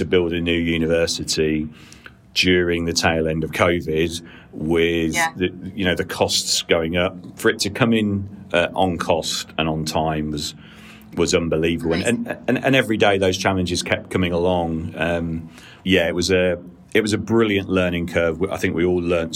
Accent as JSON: {"language": "English", "town": "Peterborough", "region": "East of England", "country": "United Kingdom", "tie": "born or raised there", "also_born_or_lived": "Cardiff", "said": "born and raised in Peterborough"}